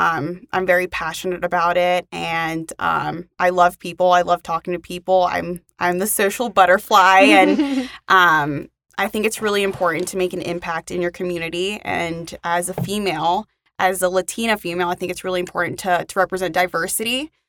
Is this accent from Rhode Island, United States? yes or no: no; Maryland, United States; moved away as an adult; now in Utah, United States; And I recently moved to Utah about 5 months ago. So I'm originally from Maryland.